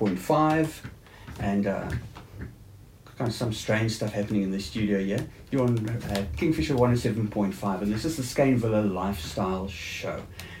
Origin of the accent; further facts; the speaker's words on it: Cape Town, Western Cape, South Africa; now in Port Elizabeth, South Africa; I mean, I grew up in Cape Town. I'm an old Cape Townian.